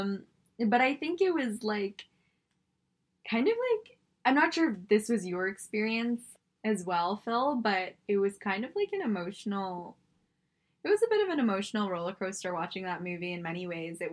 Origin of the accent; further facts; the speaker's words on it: Singapore; moved away; I was born in Singapore. I'm Singaporean